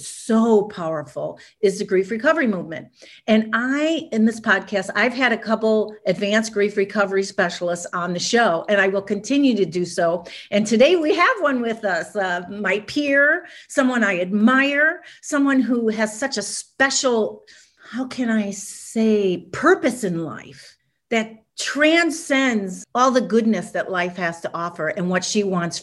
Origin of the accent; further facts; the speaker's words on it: Chicago, Illinois, United States; moved away as an adult; now in Los Angeles, United States; I was from Chicago. I was living in Chicago